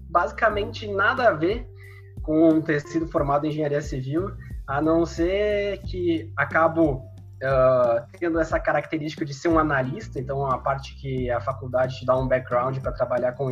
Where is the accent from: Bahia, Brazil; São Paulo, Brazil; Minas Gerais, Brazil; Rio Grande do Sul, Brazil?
Rio Grande do Sul, Brazil; Sobradinho; born there; tenho atualmente os 24 anos. Eu sou nascido em, em Sobradinho, no região centro-serra aí do estado do Rio Grande do Sul, cidadezinha de 15 mil habitantes, né?